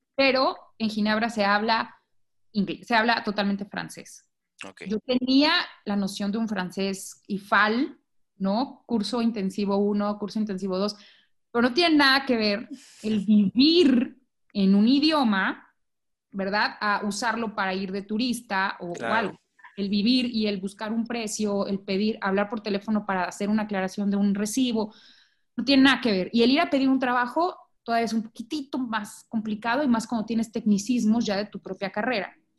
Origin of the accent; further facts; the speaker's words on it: Mexico; moved away as an adult; now in Guatemala; soy de México